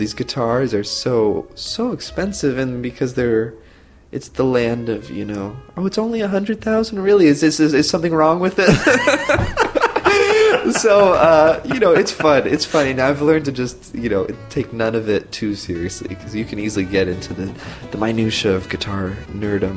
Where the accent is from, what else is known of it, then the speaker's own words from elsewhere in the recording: Santa Rosa, California, United States; also born or lived in Tiburon, California; I grew up in Santa Rosa, which is Sonoma County, like wine country